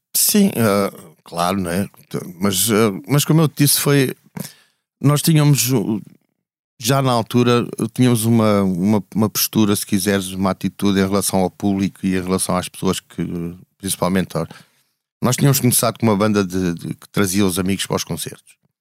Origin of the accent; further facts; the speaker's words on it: Alentejo, Portugal; moved away; also born or lived in Almada / Lisbon; eu sou lentejano